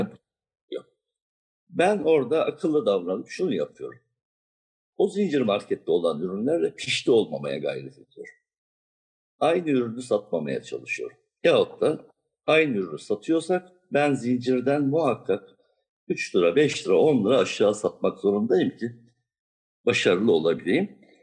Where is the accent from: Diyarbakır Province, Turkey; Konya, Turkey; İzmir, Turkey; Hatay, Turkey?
Diyarbakır Province, Turkey; Diyarbakır; moved away as an adult; also born or lived in Siverek / Ankara; now in Istanbul, Turkey; Daha sonra Diyarbakır'a yerleştik. Gençliğim Diyarbakır'da geçti.